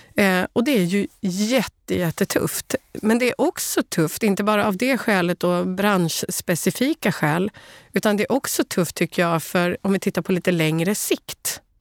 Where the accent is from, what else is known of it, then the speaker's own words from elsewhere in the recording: Sweden; Som svensk